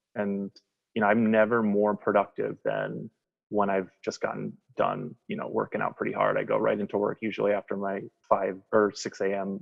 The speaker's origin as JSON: {"language": "English", "region": "Wisconsin", "country": "United States", "accent": "twang", "moved": "yes", "lives_now": "Philadelphia, United States", "said": "I'm from Philadelphia. Um, I've lived here for probably 22 years, something like that. Um, but I'm originally from Wisconsin, so if you hear a little bit of twang in my accent that comes in and out, that's where that's from."}